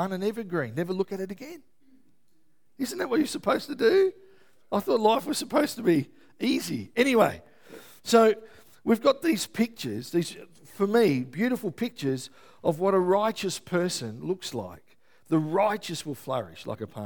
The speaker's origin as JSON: {"language": "English", "town": "Melbourne", "region": "Victoria", "country": "Australia", "moved": "yes", "said": "I'm from Melbourne originally"}